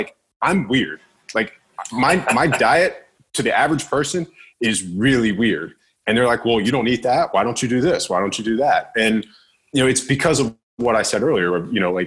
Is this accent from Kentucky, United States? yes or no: no; Virginia, United States; I'm from Virginia.